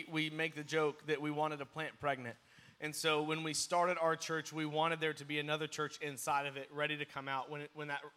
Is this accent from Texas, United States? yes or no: yes; Crowley, Texas, United States; moved away as an adult; now in Wyoming, United States; I'm from Fort Worth, from Crowley, Texas, so born and raised in the Fort Worth area